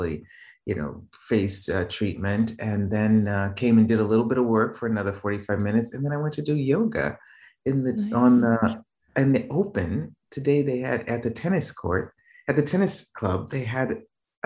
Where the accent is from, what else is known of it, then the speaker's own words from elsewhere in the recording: Boston, Massachusetts, United States; moved away as an adult; now in Rome, Italy; I was born and raised in Boston, Mass, in Roxbury